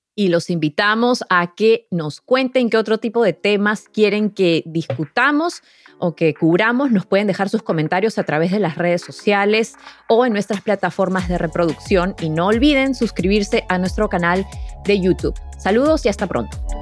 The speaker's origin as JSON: {"language": "Spanish", "region": "Lima", "country": "Peru", "tie": "born or raised there", "moved": "yes", "said": "yo crecí en Lima"}